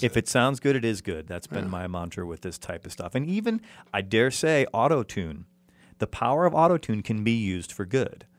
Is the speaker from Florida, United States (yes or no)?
no; Chicago, Illinois, United States; now in Los Angeles, United States; Chicago, which is my hometown